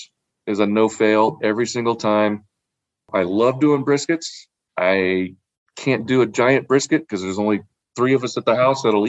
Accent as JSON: {"language": "English", "town": "Anaheim", "region": "California", "country": "United States", "tie": "born or raised there", "said": "Anaheim, my hometown"}